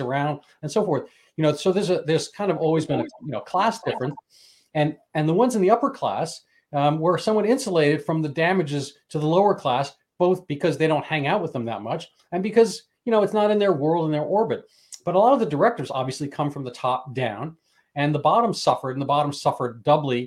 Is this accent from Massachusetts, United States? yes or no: no; New York City, New York, United States; I grew up in a city. I grew up in New York City. I grew up technically inner city